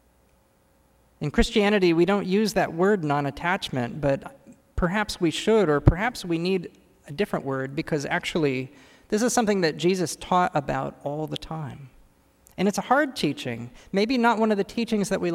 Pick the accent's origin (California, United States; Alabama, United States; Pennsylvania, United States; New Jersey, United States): California, United States; moved away as an adult; now in Washington, D.C., United States; as a Californian who's new here, just moved here